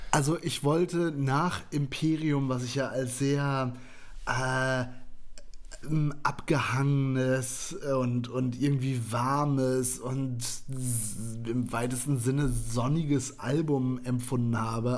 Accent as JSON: {"language": "German", "region": "West Germany", "country": "Germany", "said": "Ich bin Westdeutscher."}